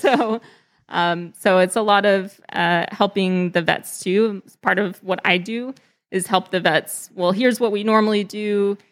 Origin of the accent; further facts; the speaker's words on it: Texas, United States; moved away as an adult; also born or lived in California; I grew up in Texas